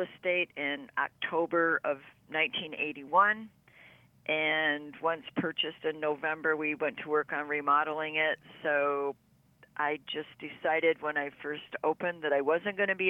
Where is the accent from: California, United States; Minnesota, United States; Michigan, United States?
Michigan, United States; Burton; also born or lived in Flint, Michigan / Clio, Michigan; I was born in the Flint area. I grew up in a small suburb outside of Flint called Burton